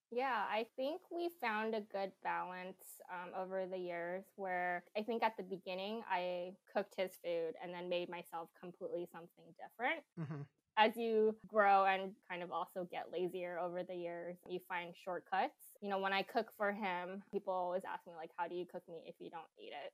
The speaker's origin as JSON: {"language": "English", "town": "San Jose", "region": "California", "country": "United States", "moved": "yes", "lives_now": "Seattle, United States", "said": "I'm from the Bay Area, mm-hmm. San Jose to be more specific."}